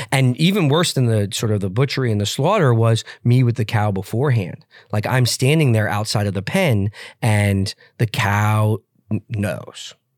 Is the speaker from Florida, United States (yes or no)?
no; New York, United States; I grew up in New York, but spent my summers, uh, with my cousins in Montana and Utah